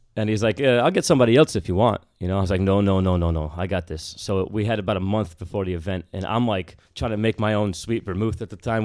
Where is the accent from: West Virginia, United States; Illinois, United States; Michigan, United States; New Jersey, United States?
New Jersey, United States; Bergen County; moved away; also born or lived in Washington, D.C.; I'm from Bergen County. in Jersey